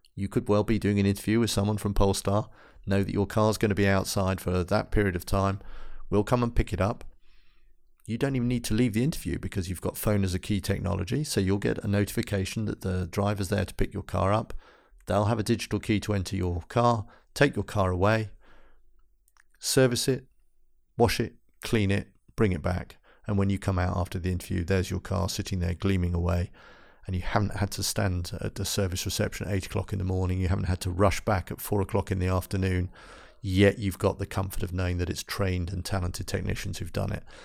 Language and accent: English; London, United Kingdom; moved away as an adult; now in Gothenburg, Sweden; I'm from England